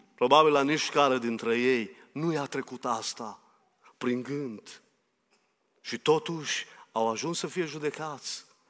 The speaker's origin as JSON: {"language": "Romanian", "country": "Romania", "said": "eu sunt român"}